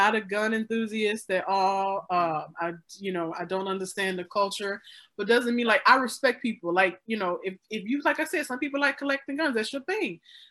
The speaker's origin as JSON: {"language": "English", "region": "the South", "country": "United States", "tie": "born or raised there", "said": "I grew up in the South. My grandpa had guns."}